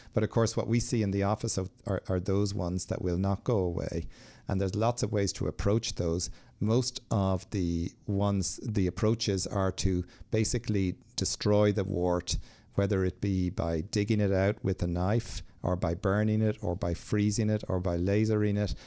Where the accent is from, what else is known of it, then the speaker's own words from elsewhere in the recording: Ireland; I'm from Ireland